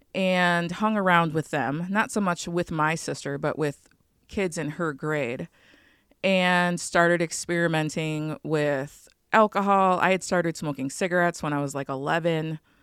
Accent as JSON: {"language": "English", "town": "Chicago", "region": "Illinois", "country": "United States", "also_born_or_lived": "northwest Wisconsin / Michigan", "moved": "yes", "lives_now": "Wisconsin, United States", "said": "I live right now in northwest Wisconsin on Lake Superior. I'm originally from Chicago"}